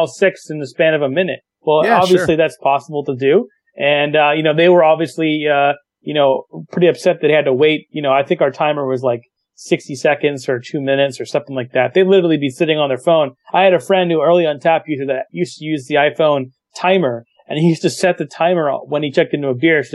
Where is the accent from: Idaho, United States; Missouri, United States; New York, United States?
New York, United States; New York City; I'm from New York City